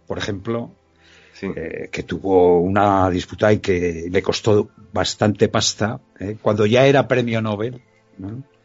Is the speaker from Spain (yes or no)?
yes; Quinto, Aragon, Spain; mi pueblo, ¿no? De Quinto